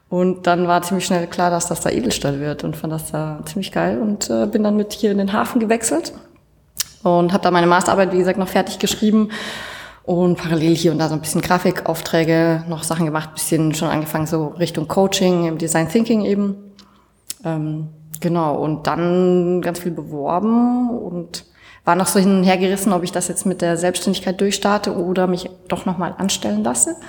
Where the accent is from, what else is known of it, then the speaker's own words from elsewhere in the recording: Bavaria, Germany; Ähm, ursprünglich aus der Nähe von Würzburg, also zwischen Würzburg und Schweinfurt.